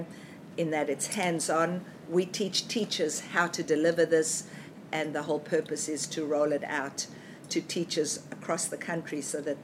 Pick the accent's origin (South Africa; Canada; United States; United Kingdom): South Africa; now in Australia; I was born in South Africa